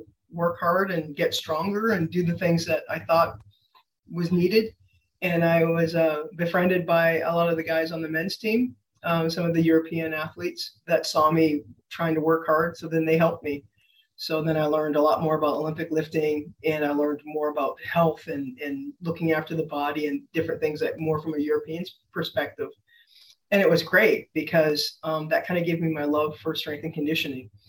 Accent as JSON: {"language": "English", "region": "Saskatchewan", "country": "Canada", "also_born_or_lived": "Washington State", "moved": "as an adult", "said": "I'm from Canada"}